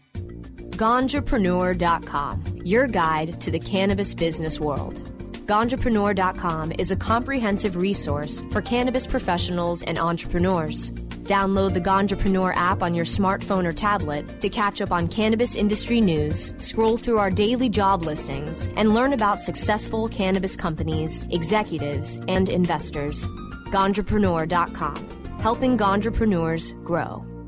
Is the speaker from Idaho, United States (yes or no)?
yes; Idaho, United States; now in Oregon, United States; I'm originally from Idaho